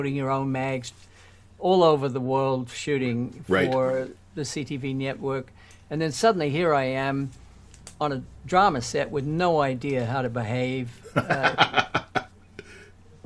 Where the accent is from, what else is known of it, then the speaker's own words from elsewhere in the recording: New Zealand; moved away as an adult; also born or lived in London, United Kingdom / Toronto, Canada; I was born in New Zealand